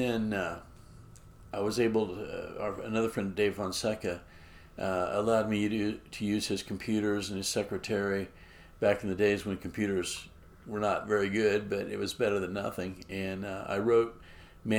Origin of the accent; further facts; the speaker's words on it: Edwards County, Kansas, United States; also born or lived in Reno County, Kansas; now in Lawrence, United States; I was born in Edwards County, and that's where my dad's family pioneered